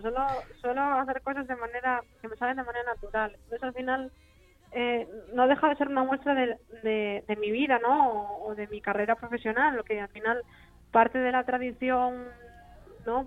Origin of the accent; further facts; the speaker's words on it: Asturias, Spain; me dice que soy su hermanita asturiana